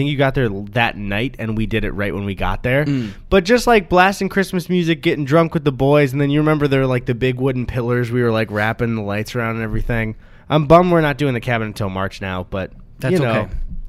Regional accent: Midwest, United States; we're from the Midwest

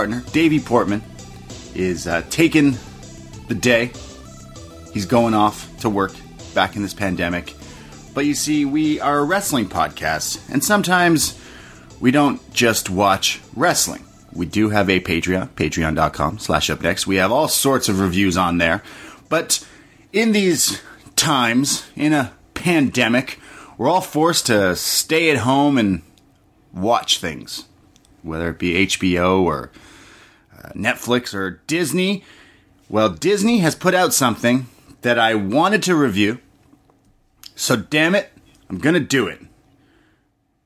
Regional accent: Canada; I am a Canadian

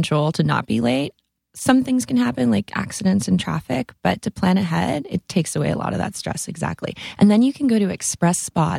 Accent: Sudbury, Ontario, Canada; No, I'm from Sudbury, Ontario, Canada.

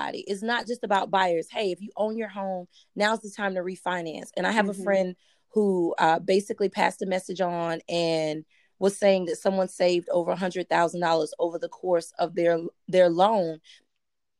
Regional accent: North Carolina, United States; moved away as an adult; also born or lived in DMV (DC, Maryland, Virginia); now in Prince George's County, Maryland, United States; I'm originally from North Carolina

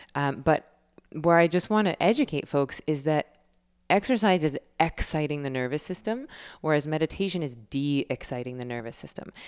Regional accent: Tallahassee, Florida, United States; my hometown, Tallahassee.

